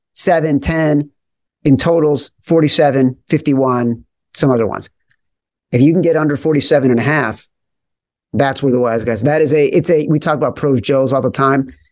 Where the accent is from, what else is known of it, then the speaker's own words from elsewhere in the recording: Chicago, Illinois, United States; I grew up in Chicago